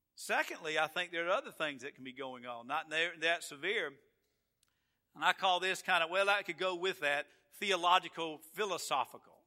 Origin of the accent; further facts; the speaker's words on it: Atlanta, Georgia, United States; now in Florida, United States; I am from Georgia, and I am from Atlanta, and it's just something about where you're from, it's just where you're from. And I love Florida, but I'm from Atlanta and that area.